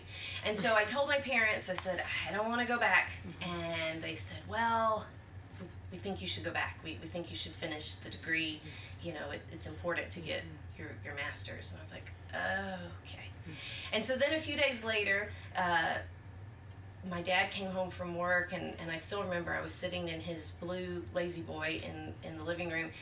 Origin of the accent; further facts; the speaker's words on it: Atlanta, Georgia, United States; also born or lived in Nashville; grew up, born and raised in Atlanta, in Metro Atlanta